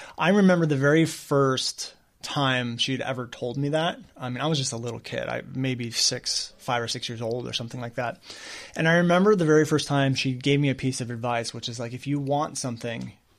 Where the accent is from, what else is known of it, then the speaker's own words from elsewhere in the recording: Newport Beach, California, United States; born there; I was born in Newport Beach.